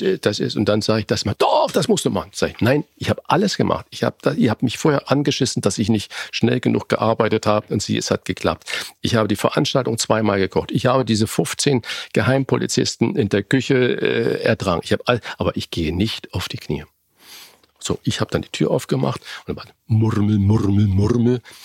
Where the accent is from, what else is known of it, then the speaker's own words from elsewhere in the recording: Germany; wir Deutschen